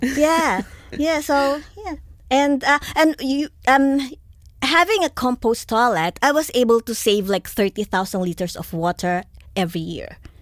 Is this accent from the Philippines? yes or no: yes; Philippines; also born or lived in New Zealand / Melbourne, Australia; now in Australia; I grew up in the Philippines